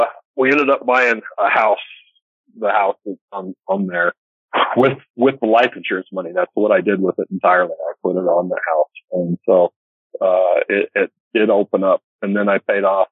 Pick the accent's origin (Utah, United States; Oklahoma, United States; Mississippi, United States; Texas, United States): Utah, United States; Northern; I grew up in Northern Utah